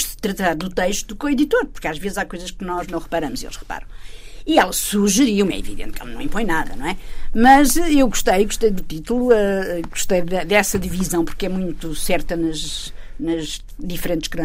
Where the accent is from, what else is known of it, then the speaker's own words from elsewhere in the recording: Torres Novas, Santarém District, Portugal; é um jornal de Torres Novas, que, que, que, é a minha terra, a terra da família toda